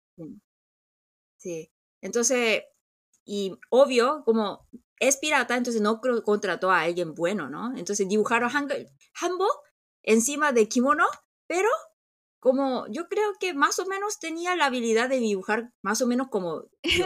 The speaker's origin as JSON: {"language": "Spanish", "country": "South Korea", "said": "nosotros los coreanos"}